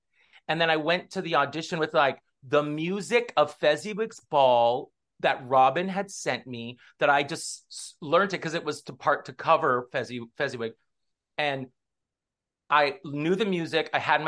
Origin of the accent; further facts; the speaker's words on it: Los Angeles, California, United States; So I'm from LA. I'm from Southern California.